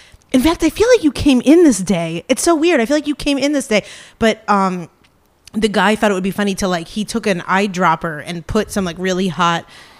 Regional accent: Ohio, United States; I'm from Ohio.

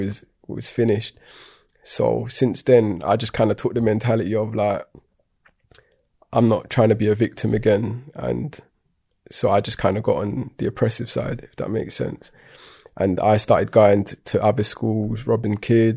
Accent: London, United Kingdom; I grew up in Tottenham, North London

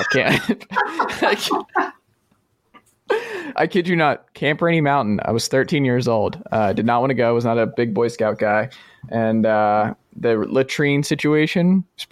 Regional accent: the South, United States; I am from the South. As a Southern man

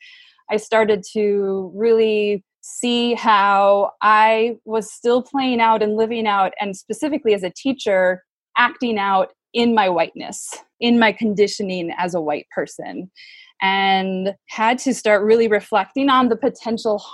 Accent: Minnesota, United States; I grew up in Minnesota, definitely grew up in a segregated

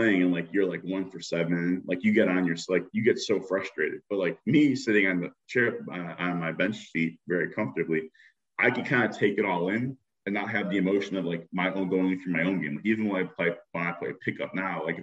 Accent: Chicago, Illinois, United States; as a kid growing up in Chicago

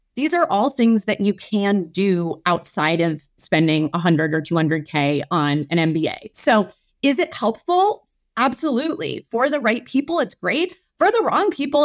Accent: Midwest, United States; moved away; also born or lived in Chicago / Minneapolis / New Orleans / Stanford; I am a Midwesterner born and raised. My, I was born in Chicago, but I've lived in Minneapolis.

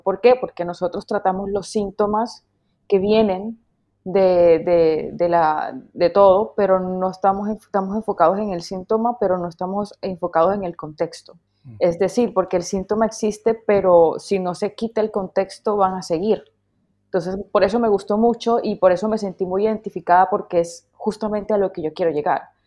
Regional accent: Colombian Caribbean coast, Colombia; como colombiana que soy, como costeña que soy

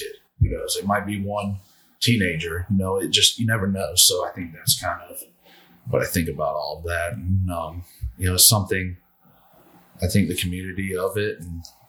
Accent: the South, United States; Growing up in the South, you know, we just, you know, there were certain ways we cooked wild game, and that's how it was done.

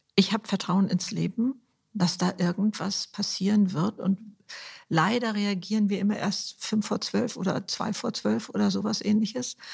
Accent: Germany; Bei uns in Deutschland

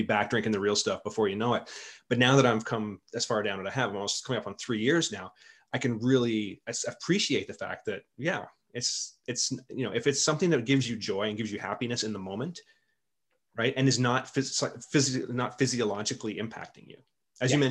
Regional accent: Canada; being a Canadian

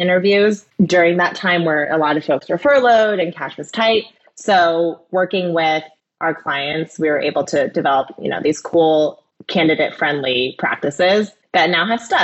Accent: Ohio, United States; I grew up in Ohio.

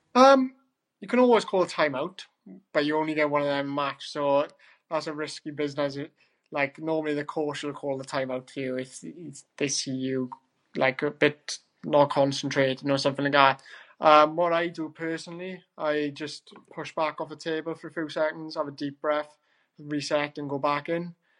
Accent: Wales, United Kingdom; as a Welshman.

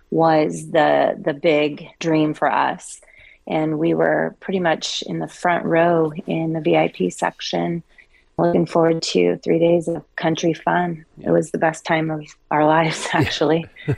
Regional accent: Coeur d'Alene, Idaho, United States; I'm actually originally from Coeur d'Alene, Idaho, been around guns pretty much my whole life.

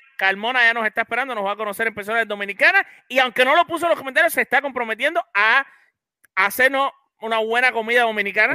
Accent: Cuba; hay que decirlo en cubano

